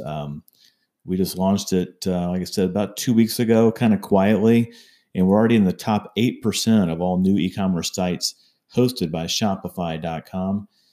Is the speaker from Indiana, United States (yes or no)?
yes; Fishers, Indiana, United States; my hometown of Geist Reservoir and Fishers, Indiana